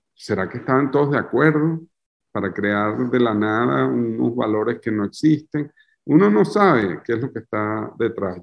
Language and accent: Spanish; Venezuela; moved away as an adult; now in France; Soy un artista venezolano